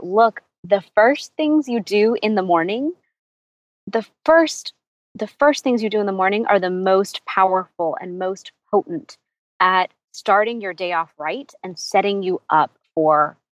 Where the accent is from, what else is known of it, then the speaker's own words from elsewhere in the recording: Houston, Texas, United States; I was born in Houston, Texas, and my whole life we traveled to India as a family